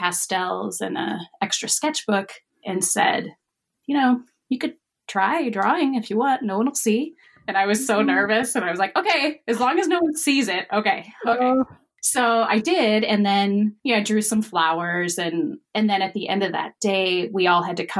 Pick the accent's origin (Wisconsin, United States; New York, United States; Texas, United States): Wisconsin, United States; I'm from Wisconsin